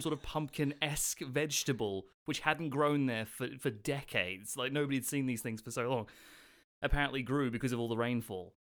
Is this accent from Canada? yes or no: no; Australia; now in United Kingdom; I'm from Australia